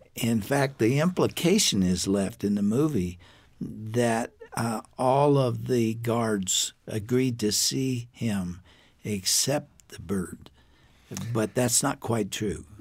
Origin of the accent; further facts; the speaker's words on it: United States; as an American